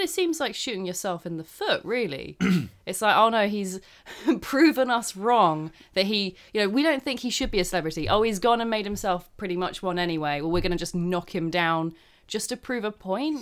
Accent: United Kingdom; I'm British

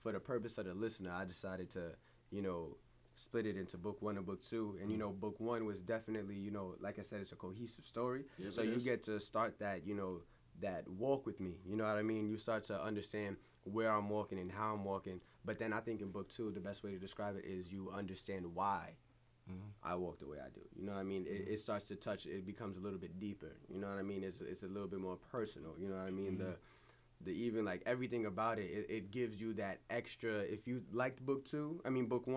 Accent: Mount Vernon, New York, United States; I never moved. I was born and raised in New York

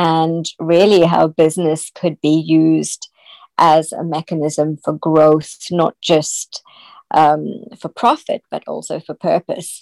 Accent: South Africa; I was born in South Africa.

